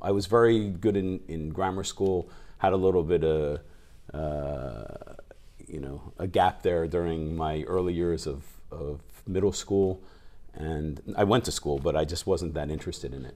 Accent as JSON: {"language": "English", "region": "New Jersey", "country": "United States", "tie": "born or raised there", "also_born_or_lived": "New York", "moved": "as an adult", "lives_now": "Japan", "said": "I grew up in South Jersey, near Philadelphia, right outside of Philly"}